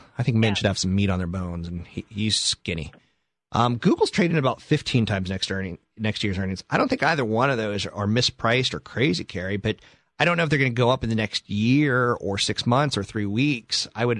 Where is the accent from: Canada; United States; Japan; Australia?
Japan; Naha, Okinawa; born there; I am from the East Coast, and actually, I'm from Japan. I was born in Mashinanaha, Okinawa.